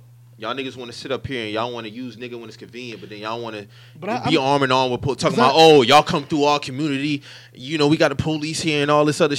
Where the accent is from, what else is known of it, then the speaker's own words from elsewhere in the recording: New York, United States; me growing up in New York and being through Dykeman